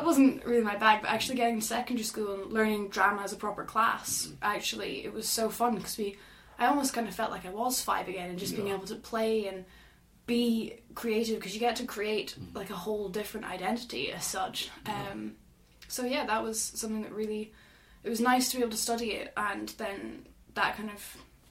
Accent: Aberdeen, Scotland, United Kingdom; The accent would beg to differ, but yes, I am from Aberdeen.

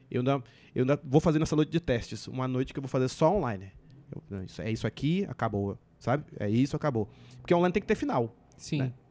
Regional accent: Curitiba, Paraná, Brazil; born there; eu nasci em Curitiba e em Curitiba de Negão tem eu e só.

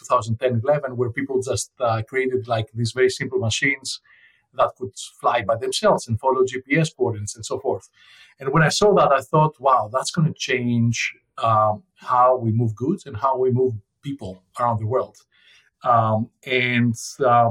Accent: Athens, Attica, Greece; moved away; I grew up in Athens, Greece.

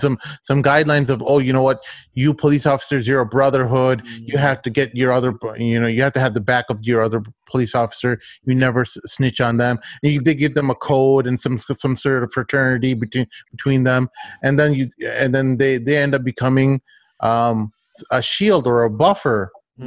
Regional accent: United States; as an American

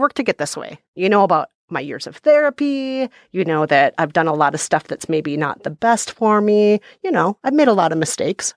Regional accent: Minnesota, United States; I grew up in Minnesota where people have no time for belly aching

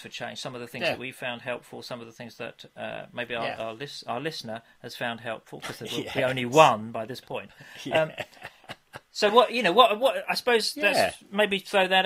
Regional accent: England, United Kingdom; we're English

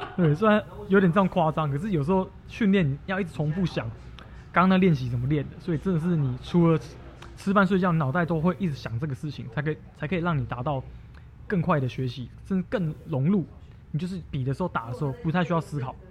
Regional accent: Taiwan; 我是台湾人嘛

